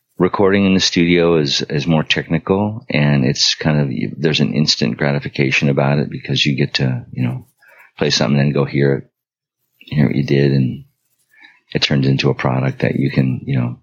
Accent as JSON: {"language": "English", "town": "Long Beach", "region": "California", "country": "United States", "tie": "born or raised there", "also_born_or_lived": "Pittsburgh, Pennsylvania", "said": "I moved to Southern California after my father died when I was 9. And lived there with my mother, grew up in Long Beach"}